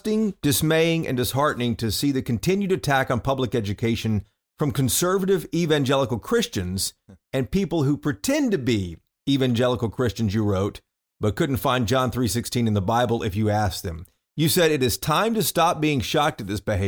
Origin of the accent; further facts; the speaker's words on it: the South, United States; I grew up in the South